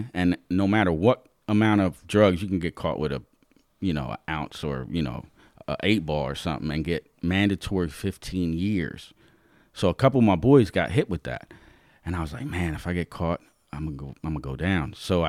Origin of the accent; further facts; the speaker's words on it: New York, United States; now in Lancaster, United States; I'm originally from New York, the Bronx. My mom and stepdad, my sister and I decided to move from New York, the Bronx, to Lancaster